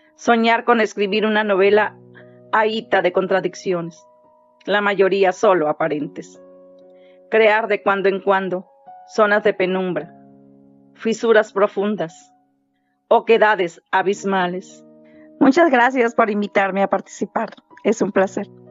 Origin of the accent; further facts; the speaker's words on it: Mexico; also born or lived in San Luis Río Colorado, Sonora; Soy mexicana, tengo 59 años de edad, perdón, 57, y vivo en San Luis Río Colorado, Sonora